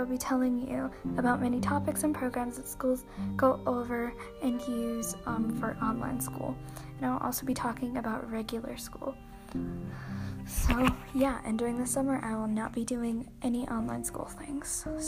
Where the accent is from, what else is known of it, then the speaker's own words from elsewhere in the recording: United States; I am in sixth grade. I am American